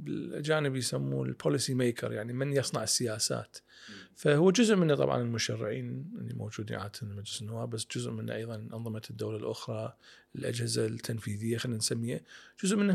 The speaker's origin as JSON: {"language": "Arabic", "country": "Iraq", "said": "فصارت عندنا طبيعه كعراقيين يعني مثل ما تفضل اهالينا"}